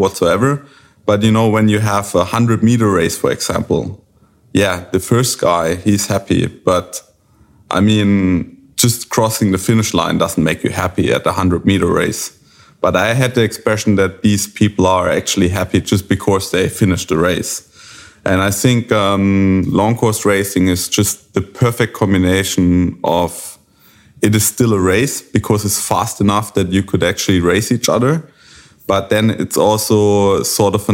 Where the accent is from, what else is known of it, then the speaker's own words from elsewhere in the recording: Germany; from Germany